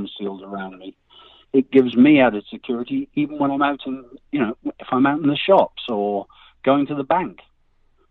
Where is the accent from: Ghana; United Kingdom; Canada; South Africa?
United Kingdom; now in United States